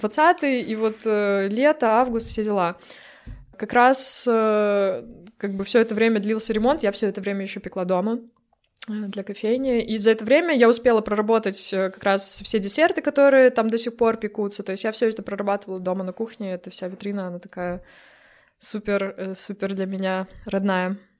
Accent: Brest, Brest Region, Belarus; moved away as an adult; now in Poland; Я из Бреста

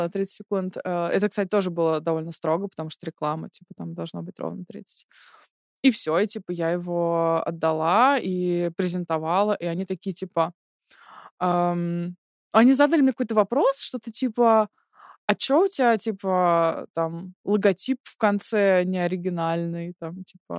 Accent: Chekhov, Moscow Oblast, Russia; now in Germany; Я из Московской области, город Чехов

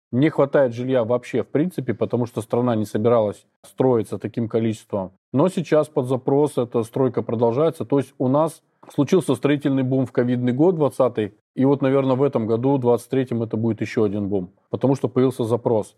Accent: Saint Petersburg, Russia; moved away as an adult; now in Budva, Montenegro; в Питере, я из Питера

